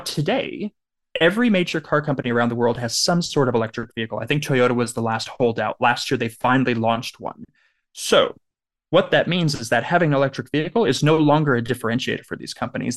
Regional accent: Southern California, United States; I grew up in Southern California

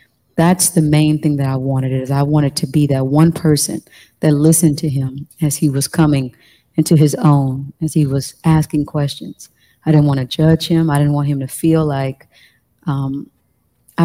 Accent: Wyandotte County, Kansas, United States; I grew up in Wyandotte County, Kansas

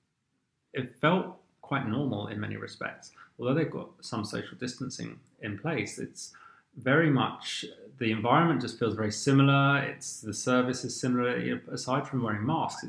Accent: London, United Kingdom; I grew up on the very edge of southwest London, nowhere near the coast

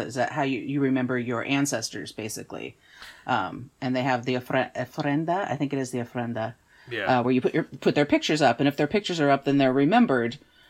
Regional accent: East Coast, United States; I was raised on the East Coast.

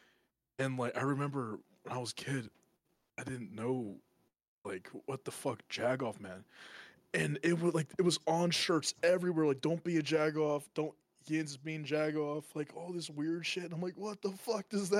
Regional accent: Pittsburgh, Pennsylvania, United States; accent: Yinzer; growing up in Pittsburgh

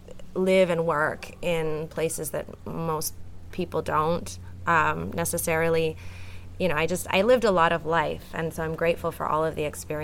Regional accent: Canada; moved away as an adult; now in Puerto Escondido, Mexico; So I'm originally from Canada, but I grew up spending a lot of time here in Puerto Escondido because my dad moved here 35 years ago. So even though I grew up in Canada

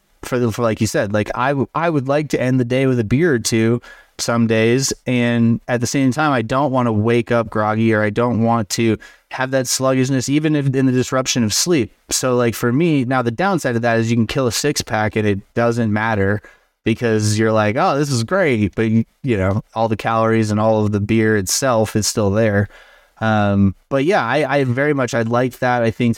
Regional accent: Chicago, Illinois, United States; now in Denver, United States; Denver scene, so I came from Chicago. Chicago has a huge food scene.

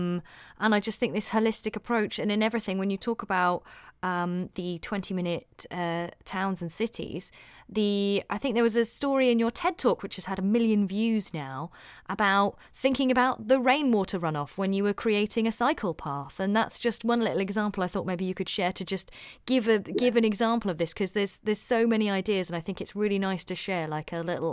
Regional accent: England, United Kingdom; I'm from England

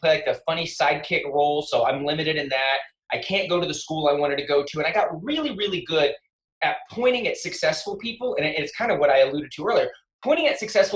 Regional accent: West Texas, United States; I grew up in West Texas

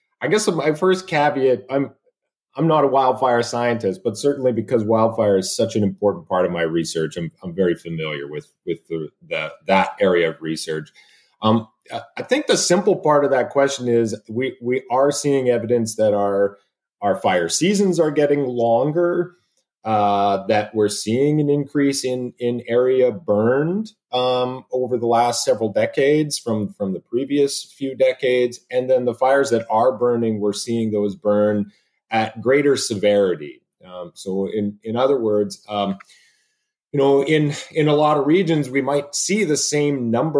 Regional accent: Sherwood Park, Alberta, Canada; moved away as an adult; also born or lived in British Columbia; now in Oregon, United States; I'm an Alberta boy. I was born and raised in Sherwood Park

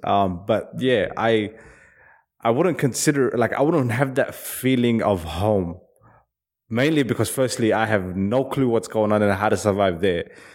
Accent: Perth, Western Australia, Australia; also born or lived in Somalia / Sydney; I grew up in Perth

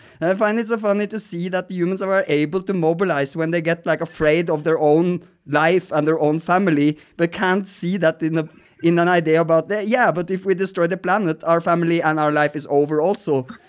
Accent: Norway; because I'm from Norway, so I know the polars are melting.

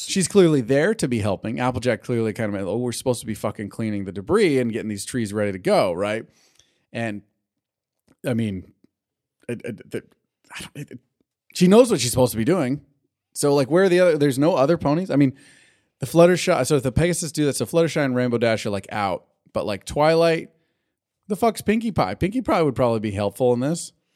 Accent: California, United States; I'm Californian

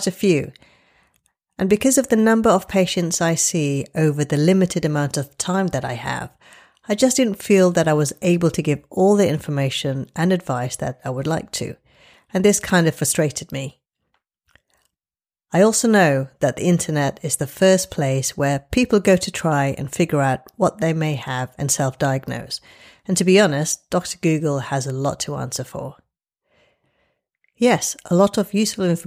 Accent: London, United Kingdom; also born or lived in Glasgow / Paris / Los Angeles; I'm a Londoner and I trained in this great city

